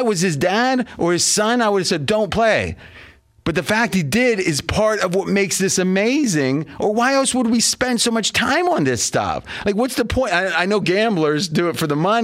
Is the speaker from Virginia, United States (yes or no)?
no; near Pittsburgh, Pennsylvania, United States; moved away; I grew up near Pittsburgh, an hour away